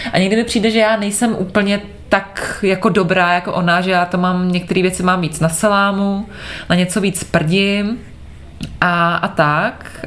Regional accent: Prague, Czechia; jsem z Prahy

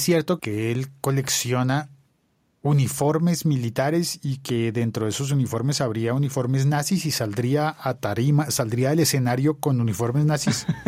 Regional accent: Bogotá, Colombia

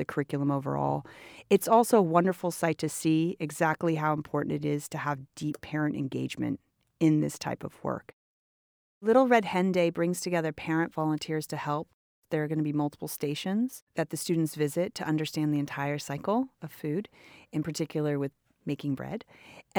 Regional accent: Oakland, California, United States; I'm also from Oakland, and I graduated from Oakland Unified

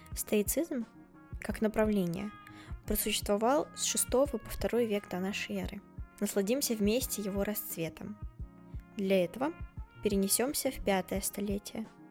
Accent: Tolyatti, Samara Oblast, Russia; moved away as an adult; now in Saint Petersburg, Russia; в моем родном городе Тольятти, еще до поступления

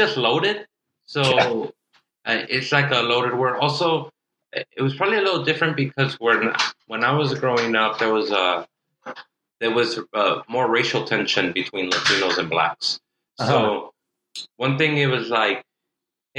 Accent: Inglewood, California, United States; also born or lived in South Central, Los Angeles; I grew up in Inglewood and then South Central as well

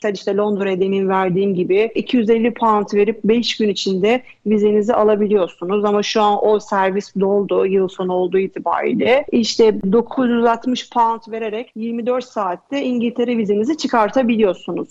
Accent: Istanbul, Turkey; moved away; also born or lived in Bodrum; Aslen İstanbulluyum. Etiler'de büyüdüm

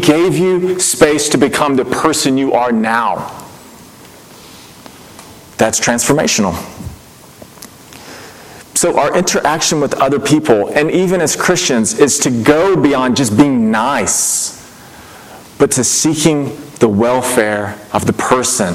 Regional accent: Mississippi, United States; I grew up in Mississippi, not known for its openness to anything foreign at all

